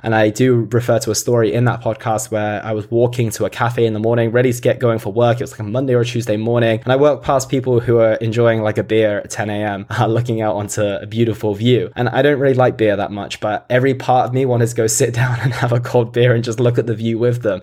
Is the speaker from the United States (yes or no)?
no; United Kingdom; I obviously grew up in the U K as well.